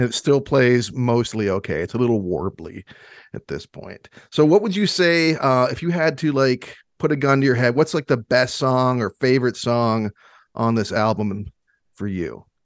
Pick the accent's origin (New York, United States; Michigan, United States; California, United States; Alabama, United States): Michigan, United States; I'm from Michigan